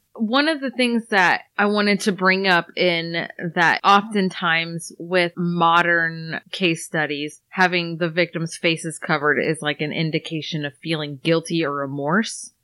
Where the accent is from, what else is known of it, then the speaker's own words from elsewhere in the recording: Iowa, United States; we're from Iowa